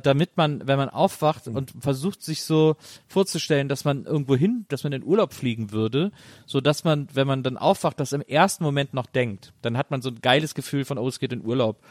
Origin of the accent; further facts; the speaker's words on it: Bonn, North Rhine-Westphalia, Germany; Bonn und ich sind gar nicht auseinander zu denken.